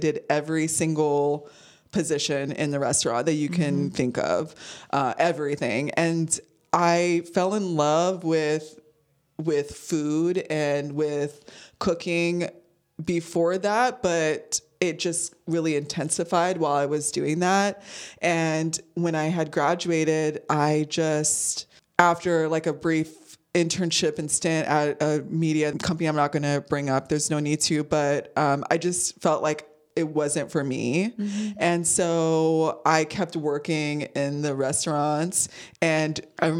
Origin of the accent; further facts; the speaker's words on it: San Diego, California, United States; moved away as an adult; also born or lived in Chicago; we're two girls from San Diego, mind you, moving to Chicago